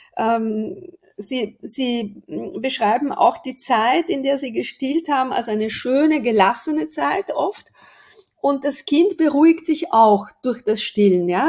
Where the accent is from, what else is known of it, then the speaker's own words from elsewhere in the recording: Aosta Valley, Italy; moved away; Also ich bin am Fuß des Matterhorns aufgewachsen, zur Hälfte gehört er zu uns